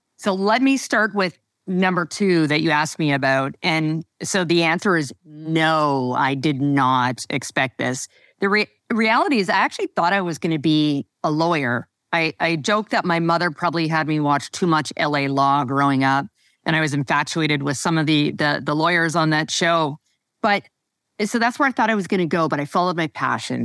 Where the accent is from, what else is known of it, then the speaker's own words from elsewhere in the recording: Western Canada, Canada; moved away as an adult; also born or lived in Toronto; I never moved back out west